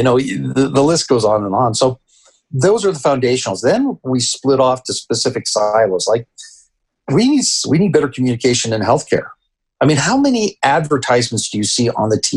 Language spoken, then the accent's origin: English; Canada; also born or lived in Peru; now in United States; I grew up in Canada.